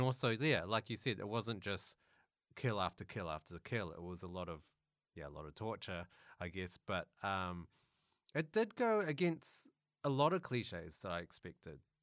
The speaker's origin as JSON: {"language": "English", "country": "New Zealand", "moved": "yes", "lives_now": "Melbourne, Australia", "said": "I'm originally a Kiwi"}